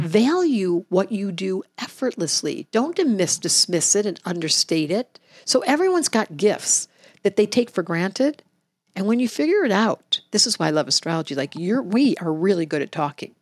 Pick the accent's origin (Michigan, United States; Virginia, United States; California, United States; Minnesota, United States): Michigan, United States; Detroit; now in Hawaii, United States; I grew up in Detroit